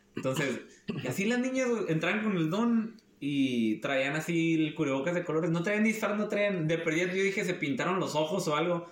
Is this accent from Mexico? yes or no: yes; northern Mexico, Mexico; la fama que tenemos del norte